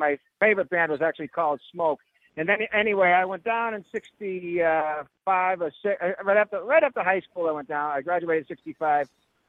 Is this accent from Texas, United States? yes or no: no; Boston, Massachusetts, United States; I grew up in the Boston area